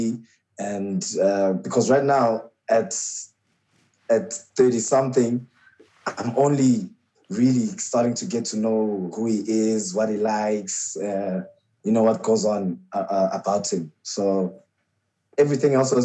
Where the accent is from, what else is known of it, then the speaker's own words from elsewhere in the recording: Port Elizabeth, Eastern Cape, South Africa; now in Johannesburg, South Africa; So my grandmother took us to PE, and that's where I was raised